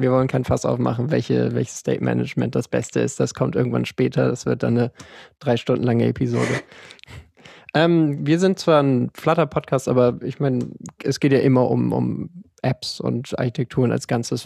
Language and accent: German; Hamburg, Germany; bin 27 Jahre alt, komme aus Hamburg